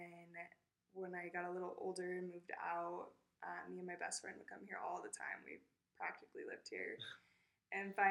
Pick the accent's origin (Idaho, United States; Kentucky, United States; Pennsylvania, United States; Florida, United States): Idaho, United States; Idaho Falls; moved away as an adult; now in Jackson, United States; I grew up in Idaho Falls, not too far away